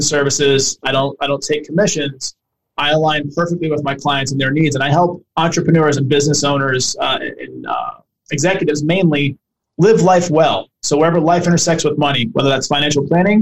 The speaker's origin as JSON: {"language": "English", "town": "Boston", "region": "Massachusetts", "country": "United States", "tie": "born or raised there", "moved": "as an adult", "said": "I grew up poor in Boston"}